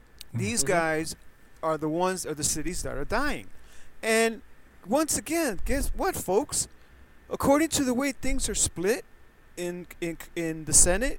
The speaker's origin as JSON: {"language": "English", "town": "New York City", "region": "New York", "country": "United States", "tie": "born or raised there", "also_born_or_lived": "California", "moved": "yes", "said": "growing up in the Bronx, and I remember the 60s"}